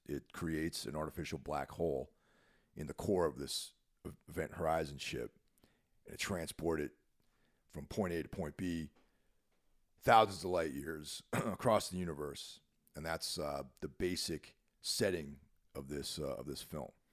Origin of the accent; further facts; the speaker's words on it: New York, United States; moved away as an adult; now in New Jersey, United States; I consider myself a New Yorker 'cause I was born in New York. Not, not in the city, but in the state, and spent most of my life living there